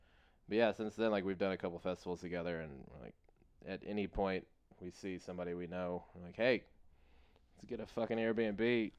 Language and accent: English; Kansas City, Missouri, United States; I was born in a hospital in Kansas City, on the Kansas side. So I'm from the Missouri side.